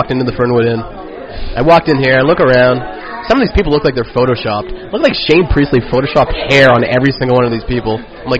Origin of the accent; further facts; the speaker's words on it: Nova Scotia, Canada; moved away as an adult; now in Victoria, Canada; I'm from Nova Scotia.